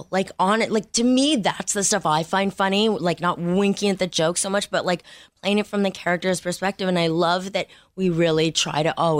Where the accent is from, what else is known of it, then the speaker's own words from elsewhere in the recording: Montreal, Quebec, Canada; Montreal. Canadian.